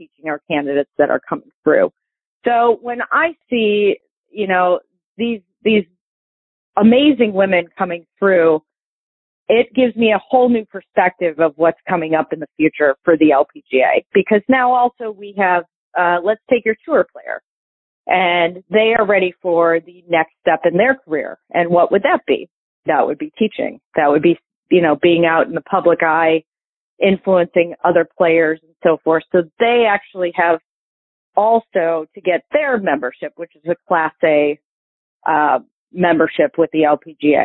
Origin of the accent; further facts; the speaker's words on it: Toledo, Ohio, United States; I grew up in Toledo.